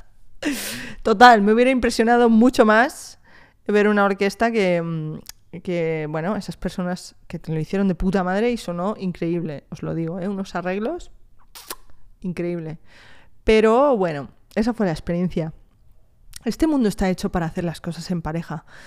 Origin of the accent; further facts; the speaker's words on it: Spain; also born or lived in France; me he criado en España, me considero más española que otra cosa, ¿eh? También, también te digo. Llevo en España desde los dos años